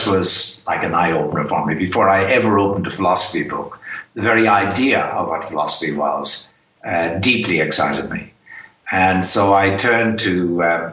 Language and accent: English; Ireland; accent: Irish; I'm Irish by background. It's probably obvious from my accent